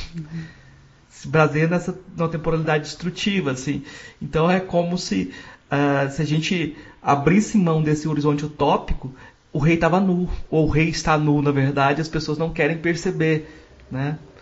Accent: Goiás, Brazil; como eu sou do, de Goiás

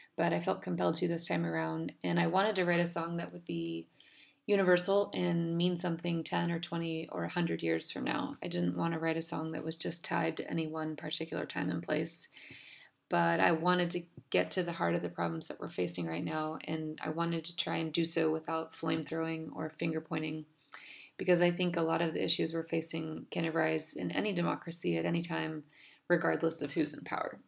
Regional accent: Dallas, Texas, United States; I'm a songwriter from Dallas, Texas.

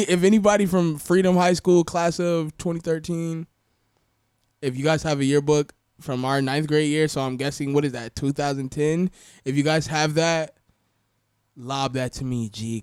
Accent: Florida, United States; also born or lived in Atlanta, Georgia / Marietta, Georgia; I'm really from Florida.

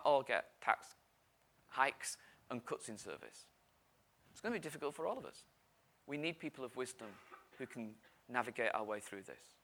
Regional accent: United Kingdom; we're British.

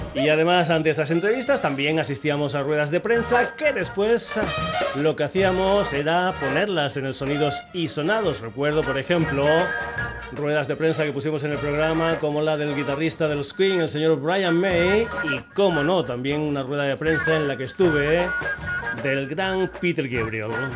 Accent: Burguillos del Cerro, Extremadura, Spain; Un servidor es extremeño, es eh, concretamente de un pueblo pequeñito que se llama Burguillos del Cerro

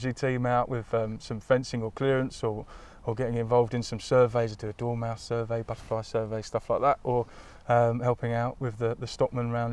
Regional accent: Crawley, South East England, United Kingdom; I grew up in a town not too far from here in West Sussex

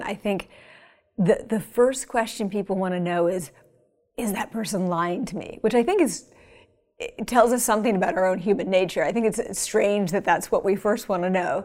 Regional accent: Pennsylvania, United States; moved away; It's nice to be in my home state

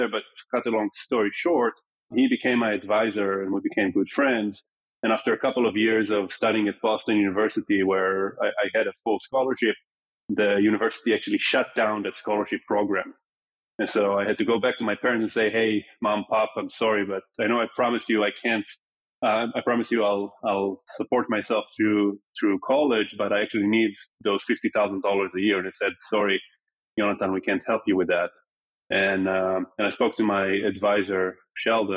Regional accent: Tel Aviv, Tel Aviv District, Israel; moved away; also born or lived in New York City; I was born in New York, but grew up in Tel Aviv and was too young to remember when my parents moved

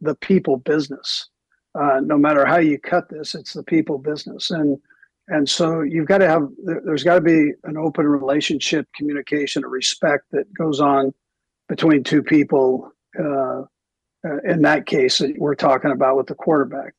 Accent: Los Angeles, California, United States; moved away; also born or lived in Provo, Utah; growing up in Los Angeles.

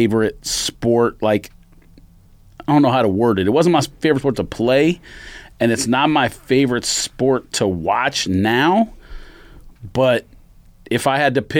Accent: Southern California, United States; the neighborhood that's not that far from my neighborhood

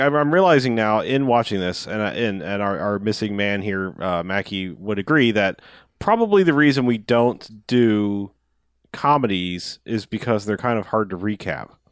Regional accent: Florida, United States; I'm from Florida

